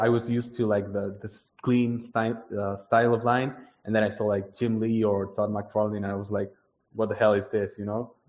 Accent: Buenos Aires, Argentina; I did grow up in Buenos Aires

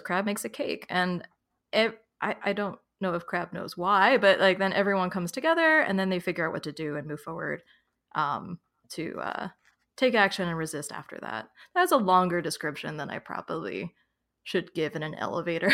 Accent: New York, United States; now in Philadelphia, United States; I was born in New York, I lived in New York City for about nine years, and now I live in Philadelphia

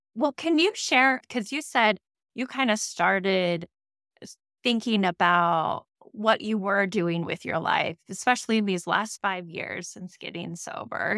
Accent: Moscow, Idaho, United States; growing up in Moscow, Idaho

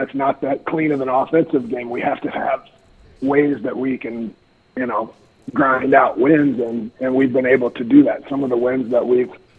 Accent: Nebraska, United States; also born or lived in Atkinson, Nebraska; I'm a kid from Atkinson, Nebraska. I went to high school there, but grew up here.

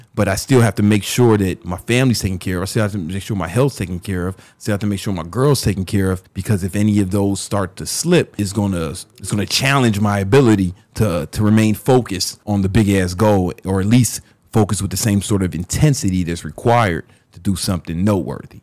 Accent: Chicago, Illinois, United States; when I was growing up in South Side of Chicago

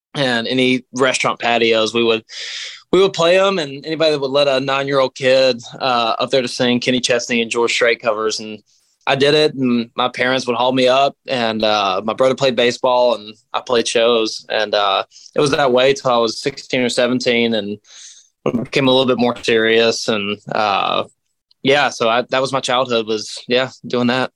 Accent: Knoxville, Tennessee, United States; I'm from Tennessee. I'm from Knoxville, Tennessee. Uh, all East Tennessee, man, and uh, proud to be from there

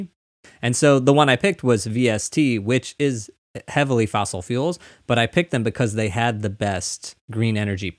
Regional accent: Missouri, United States; moved away; growing up, I'm from Missouri originally

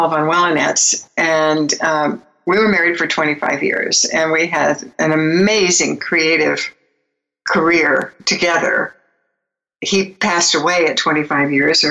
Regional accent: Beverly Hills, California, United States; I was born in Beverly Hills and grew up in Beverly Hills in a really interesting family

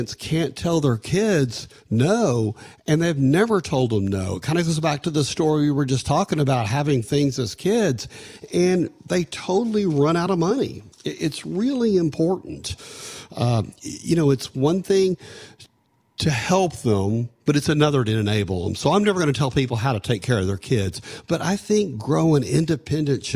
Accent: Canyon, Texas, United States; growing up in Canyon, Texas

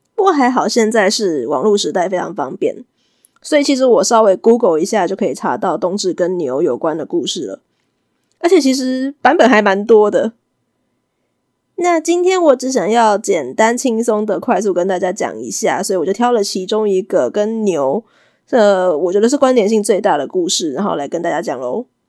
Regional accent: Taiwan; 我是一个台妹，台湾人，南方妹子

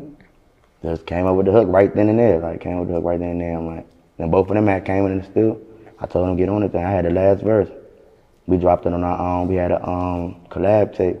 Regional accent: Maryland, United States; I'm from Maryland

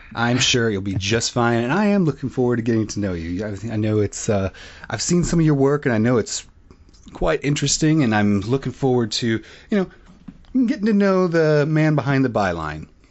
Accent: Illinois, United States; now in North Carolina, United States; growing up in Illinois, I would watch the, uh, Blackhawks

